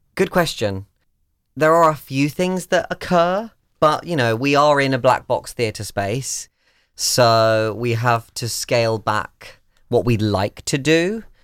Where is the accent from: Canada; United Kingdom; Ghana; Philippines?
United Kingdom; moved away; I'm British